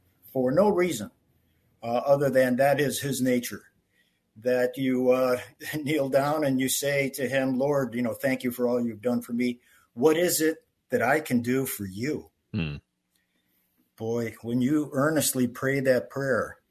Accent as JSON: {"language": "English", "town": "Chicago", "region": "Illinois", "country": "United States", "tie": "born or raised there", "also_born_or_lived": "London / Houston", "moved": "as an adult", "said": "I grew up in Chicago"}